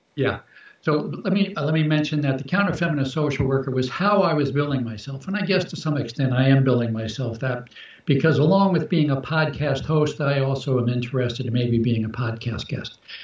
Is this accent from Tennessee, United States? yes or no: no; Baltimore, Maryland, United States; I was born in Baltimore, Baltimore, Maryland